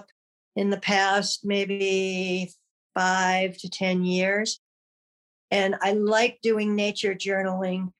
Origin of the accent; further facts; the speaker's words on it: Michigan, United States; moved away as an adult; I was born and lived in Michigan for most of my life